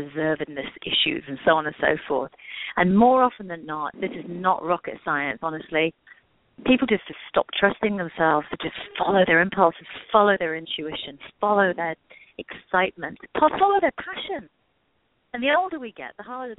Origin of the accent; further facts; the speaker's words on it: England, United Kingdom; moved away; I grew up in England.